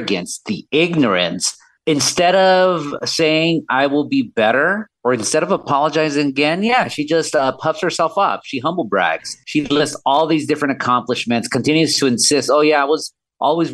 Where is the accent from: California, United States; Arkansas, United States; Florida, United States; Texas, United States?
California, United States; Orange County; I'm not from Los Angeles. I'm from Orange County. I still live there